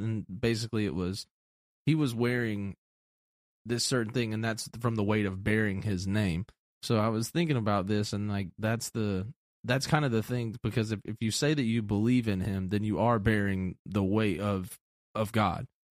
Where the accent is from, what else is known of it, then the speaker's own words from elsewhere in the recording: Atlanta, Georgia, United States; moved away; also born or lived in a small town; growing up in Atlanta in the city